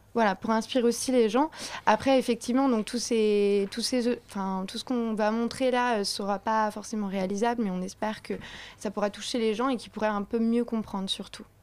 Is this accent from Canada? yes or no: no; Paris, Île-de-France, France; nous, on est parisienne.